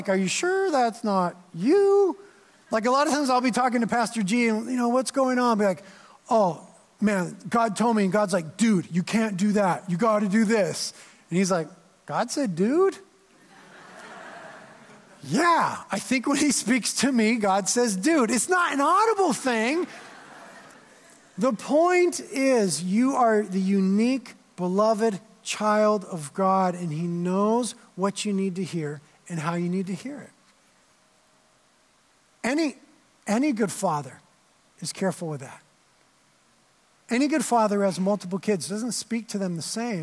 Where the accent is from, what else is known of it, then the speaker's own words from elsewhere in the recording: Carpinteria, California, United States; I'd been living in Carpinteria, born and raised in Carpinteria